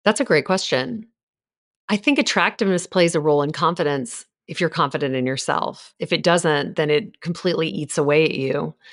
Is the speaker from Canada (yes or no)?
no; Louisiana, United States; moved away; I grew up in Louisiana